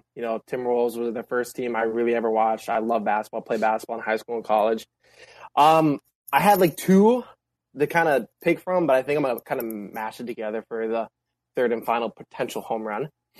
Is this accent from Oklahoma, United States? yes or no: no; Duluth, Minnesota, United States; I'm from Duluth. He's from Duluth. We went to the same high school together.